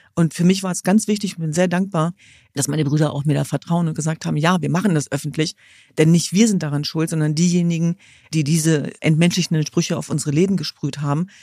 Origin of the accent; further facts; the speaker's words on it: Germany; in meinem Land, ja nicht in diesem, sondern in meiner Heimat äh, sichtbare Migrationsgeschichte zu haben